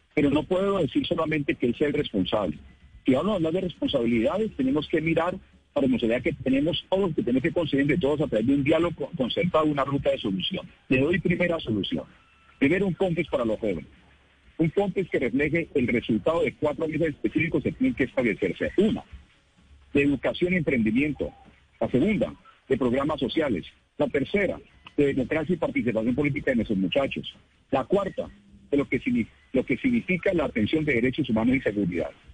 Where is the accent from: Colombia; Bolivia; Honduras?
Colombia; Cali, Valle del Cauca; todos los caleños